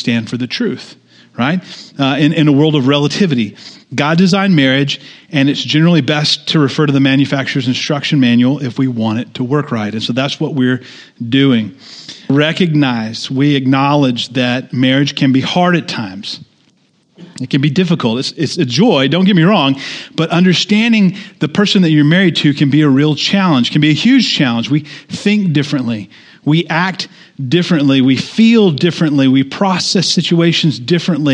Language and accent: English; United States; in the good old USA as American Christians